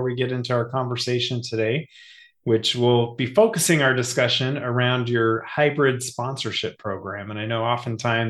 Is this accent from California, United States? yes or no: yes; Sacramento, California, United States; grew up in Sacramento